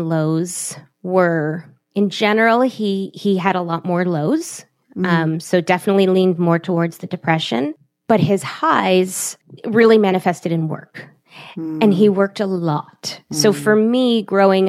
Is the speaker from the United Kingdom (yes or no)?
no; Toronto, Ontario, Canada; also born or lived in Montreal; we're from Toronto